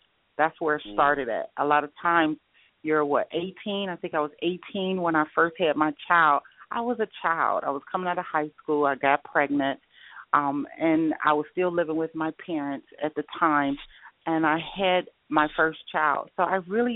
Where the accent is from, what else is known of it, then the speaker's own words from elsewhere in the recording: Detroit, Michigan, United States; moved away as an adult; also born or lived in Atlanta; now in Arizona, United States; I'm from Detroit, Michigan, so I do understand about the snow for years, and I moved to Arizona about almost 2 years ago